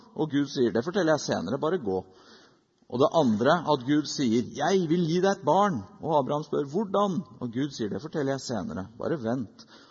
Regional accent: Norway; Som nordmenn i 2019

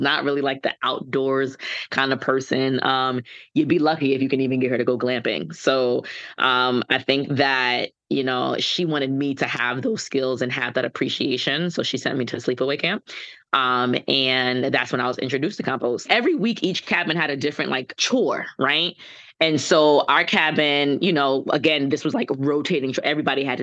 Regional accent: New York City, New York, United States; also born or lived in St. Thomas, U.S. Virgin Islands (family); I'm a Bronx native. I was born and raised in the Bronx, lived upstate for a little bit

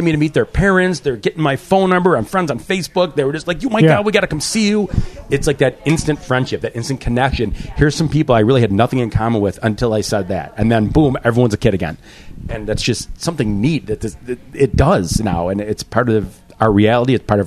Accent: Buffalo, New York, United States; We're from Buffalo

